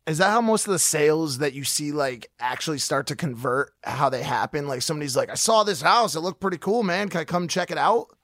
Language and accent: English; Stamford, Connecticut, United States; moved away; I'm from just outside New York